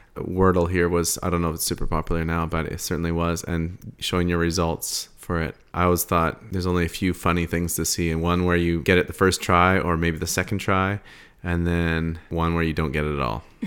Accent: Souris, Manitoba, Canada; moved away; I grew up in Suris, Manitoba

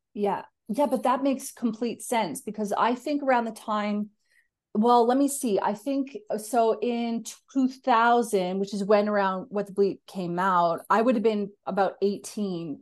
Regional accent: Canada; now in Australia; I'm a Canadian as well, and I live in Australia.

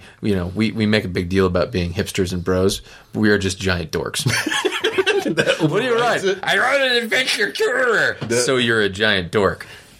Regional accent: Vermont, United States; now in Utah, United States; I'm from Vermont.

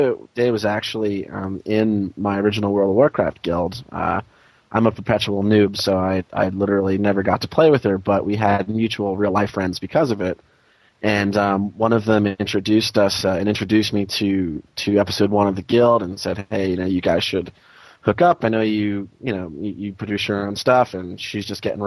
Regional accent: Jessup, Pennsylvania, United States; now in Los Angeles, United States; I'm from a little town in northeastern Pennsylvania called Jessup

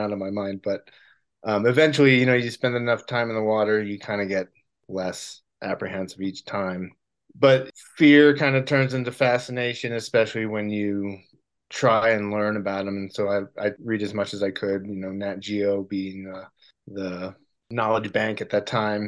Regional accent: Rhode Island, United States; moved away as an adult; now in California, United States; Well, I grew up in Rhode Island, which is the ocean state. I grew up around water until I was about 20 years old or so

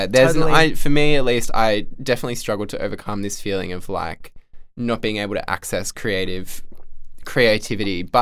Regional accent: Central Coast, New South Wales, Australia; moved away; also born or lived in Canberra / Melbourne; I'm from the Central Coast

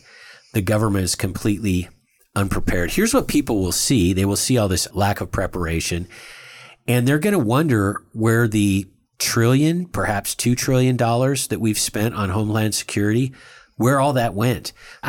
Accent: India; I'm Indian.

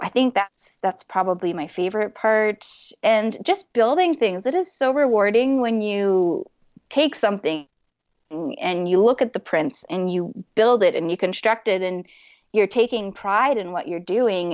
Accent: Fort McMurray, Alberta, Canada; moved away; someone that's been born and raised in Fort McMurray

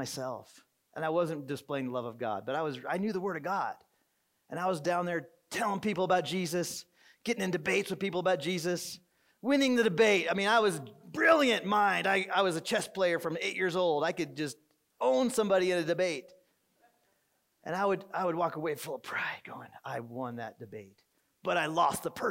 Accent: Arizona, United States; I'm from Arizona, born and raised in Arizona

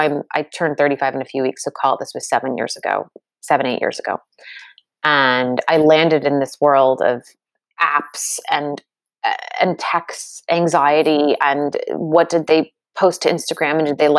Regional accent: United States; I grew up in the States

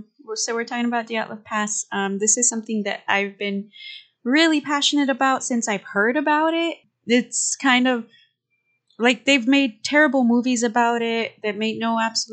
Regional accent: Texas, United States; accent: Texan; my Texan ass accent.

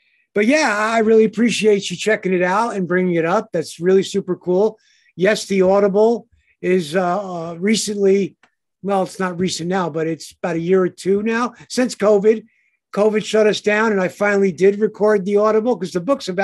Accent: Passaic, New Jersey, United States; born in Passaic

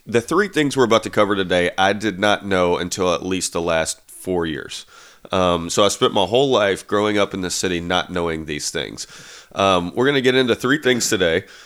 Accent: Nashville, Tennessee, United States; I am from Nashville

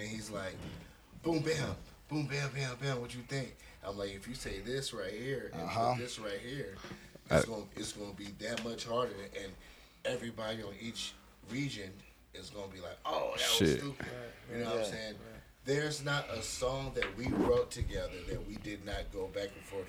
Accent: Long Beach, California, United States; People know I'm from Long Beach. They know it's the only Crip city in the world.

